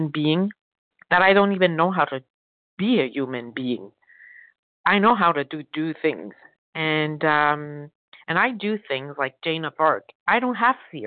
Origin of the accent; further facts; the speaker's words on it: France; I'm French